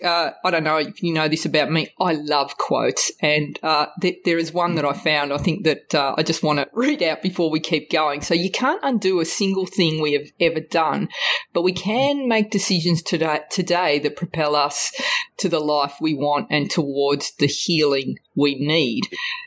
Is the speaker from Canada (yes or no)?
no; Australia; growing up in Australia in the 70s, like you, I was part of a community where there might have been only two or other three other Italians at my school.